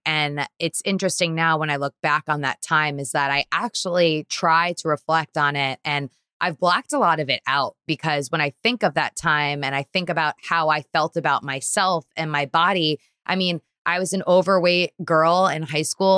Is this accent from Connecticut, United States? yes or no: yes; Trumbull, Connecticut, United States; also born or lived in Bridgeport, Connecticut; now in New York City, United States; I grew up in Trumbull, Connecticut